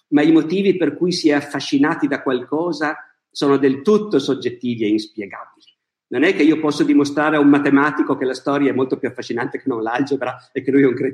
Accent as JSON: {"language": "Italian", "town": "Bergamo", "region": "Lombardy", "country": "Italy", "tie": "born or raised there", "said": "Io nato... sono nato a Bergamo, adoro Bergamo."}